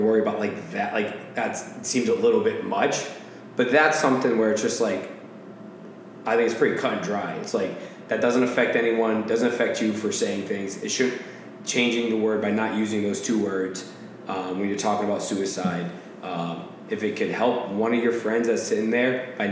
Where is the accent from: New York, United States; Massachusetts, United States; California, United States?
Massachusetts, United States; I'm a dickhead from Massachusetts